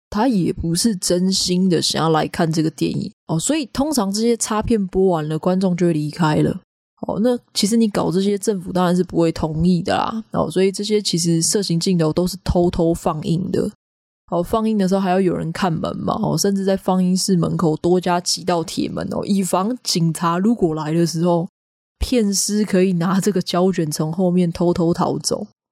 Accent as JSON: {"language": "Chinese", "country": "Taiwan", "said": "我们现在一直讲说找不到代表台湾文化的东西啊"}